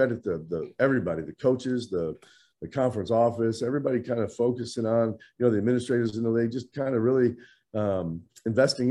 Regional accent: Midwest, United States; I was kind of like a lot of guys growing up in the Midwest.

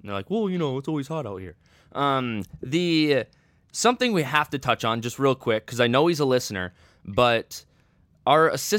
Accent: Mitchell, South Dakota, United States; This guest comes from my hometown, Mitchell, South Dakota.

